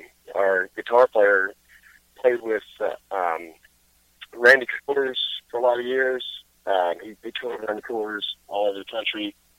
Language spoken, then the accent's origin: English; Greenwood, South Carolina, United States; I was in a touring band called … from my hometown in Greenwood, South Carolina